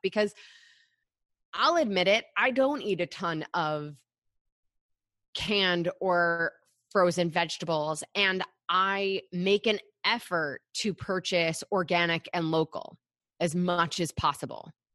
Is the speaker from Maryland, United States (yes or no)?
no; Michigan, United States; I grew up in Michigan